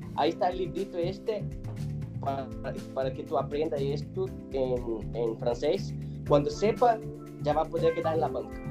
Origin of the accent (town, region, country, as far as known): Brazil; Spanish is a second language; moved away as an adult; also born or lived in Monterrey, Mexico / Switzerland